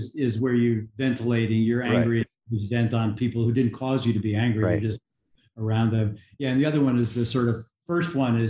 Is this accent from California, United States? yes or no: no; New York, United States; where I grew up outside of New York City, my neighborhood had Italian Catholics, Irish Catholics, nearby were Black people, and there were some Jewish people.